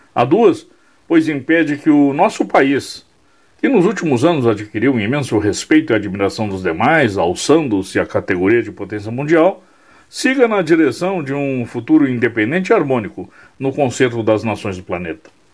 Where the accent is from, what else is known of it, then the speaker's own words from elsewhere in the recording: Brazil; Aqui no Brasil